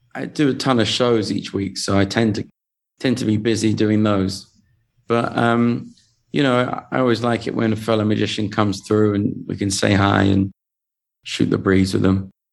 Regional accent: England, United Kingdom; accent: English; moved away as an adult; now in Las Vegas, United States; I come from England

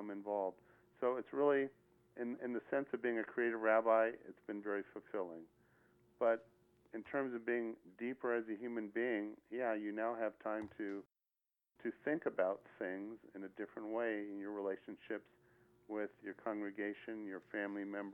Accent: Palo Alto, California, United States; moved away as an adult; now in Las Vegas, United States; I'm from Palo Alto, California. I'm the son of a rabbi. That's where I grew up

